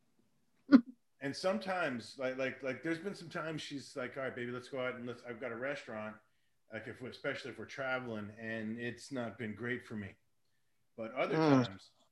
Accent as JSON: {"language": "English", "town": "Hollywood", "region": "Florida", "country": "United States", "tie": "born or raised there", "said": "I grew up in a city over in South Florida called Hollywood"}